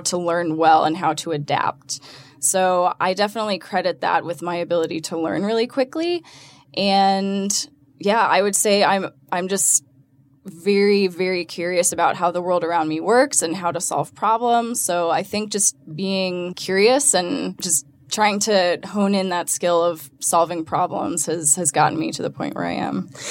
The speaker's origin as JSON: {"language": "English", "town": "Atlanta", "region": "Georgia", "country": "United States", "tie": "born or raised there", "said": "born and raised in Atlanta"}